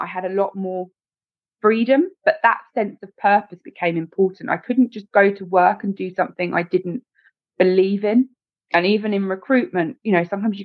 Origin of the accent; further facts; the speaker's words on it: Essex, East of England, United Kingdom; we're both from Essex